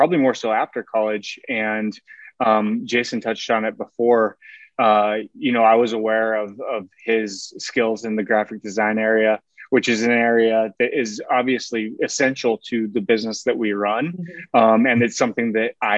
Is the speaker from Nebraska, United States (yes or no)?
yes; Seward, Nebraska, United States; I'm from originally from Seward, Nebraska